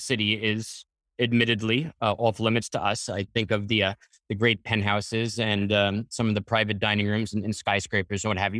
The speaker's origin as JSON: {"language": "English", "town": "Floral Park", "region": "New York", "country": "United States", "tie": "born or raised there", "said": "I grew up in Floral"}